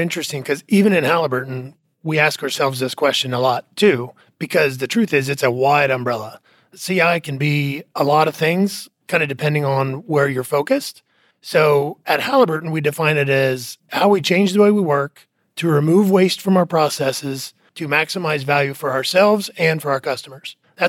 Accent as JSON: {"language": "English", "region": "Indiana", "country": "United States", "tie": "born or raised there", "moved": "as an adult", "said": "I'm from Indiana, okay. Originally. And then, like I said, when I graduated school, moved down to Texas and have been in Texas ever since."}